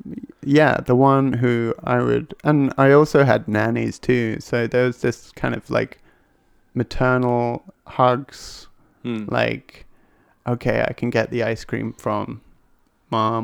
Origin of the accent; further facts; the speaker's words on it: Hereford, West Midlands, United Kingdom; I'm from England. I'm from a small town right by Wales called Hereford